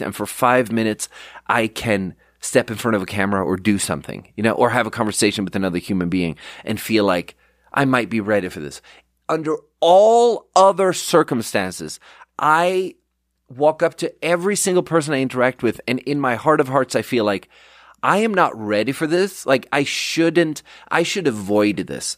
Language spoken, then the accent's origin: English; Sweden; English is a second language; now in United States; I'm from Sweden and I'm out here Googling in Swedish.